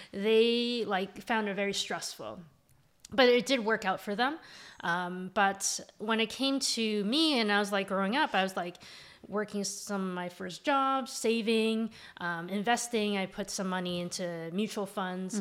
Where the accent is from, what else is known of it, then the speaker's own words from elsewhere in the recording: Mississauga, Ontario, Canada; now in Toronto, Canada; I grew up in Mississauga. I now live in Toronto.